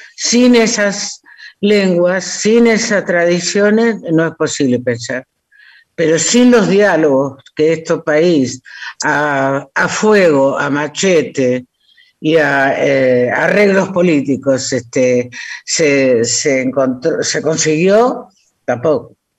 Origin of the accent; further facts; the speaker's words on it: Villaguay, Entre Ríos, Argentina; soy de Villaguay